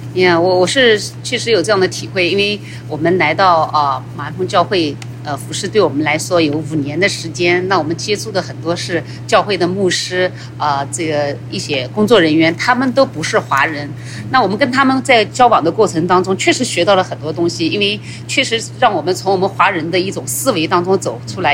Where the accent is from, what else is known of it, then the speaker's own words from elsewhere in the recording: Nanjing, Jiangsu, China; moved away as an adult; now in United States; 三十年前我来到美国的时候，在那之前我在南京，呃，生长 在那边生，在那边长几十年